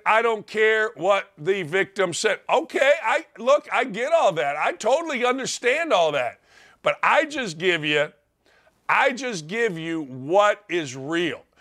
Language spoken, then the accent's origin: English; East Chicago, Indiana, United States; I'm from the Chicagoland area in northwest Indiana, East Chicago, Gary